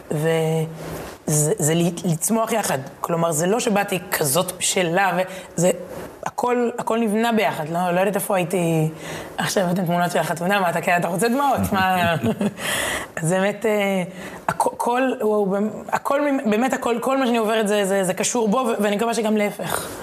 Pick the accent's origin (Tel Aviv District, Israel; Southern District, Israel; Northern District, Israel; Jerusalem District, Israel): Tel Aviv District, Israel; Herzliya; בתור ילדה בהרצליה